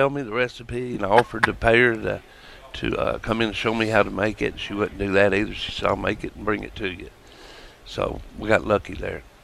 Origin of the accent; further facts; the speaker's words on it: Nashville, Tennessee, United States; East Nashville.